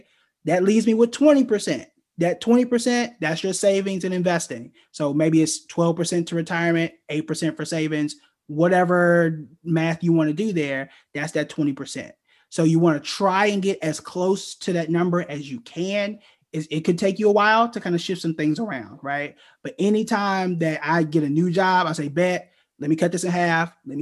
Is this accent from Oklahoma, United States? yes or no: yes; Oklahoma, United States; moved away as an adult; I'm from Oklahoma